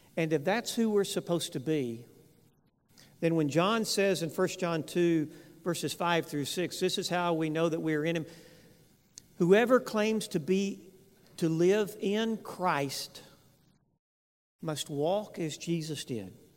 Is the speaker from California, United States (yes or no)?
no; West Texas, United States; I grew up in West Texas